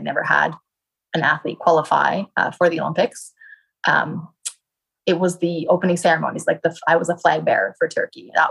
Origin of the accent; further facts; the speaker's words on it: Canada; my home country of Canada